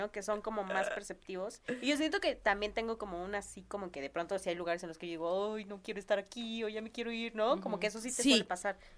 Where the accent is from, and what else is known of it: Hermosillo, Sonora, Mexico